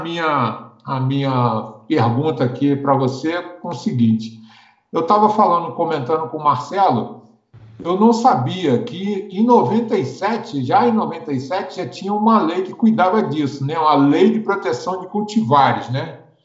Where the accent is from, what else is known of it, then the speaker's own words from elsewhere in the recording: Rio de Janeiro, Brazil; now in Brasília, Brazil; eu sou do Rio, sou apaixonado pelo Rio